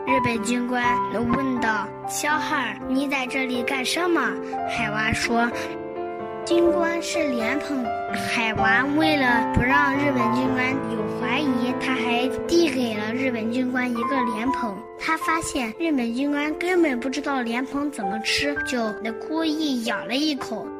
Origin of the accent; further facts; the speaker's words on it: China; 我们中国人